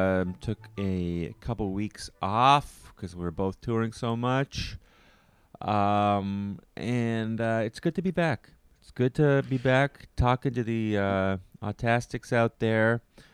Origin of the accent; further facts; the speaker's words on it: Canada; a Canadian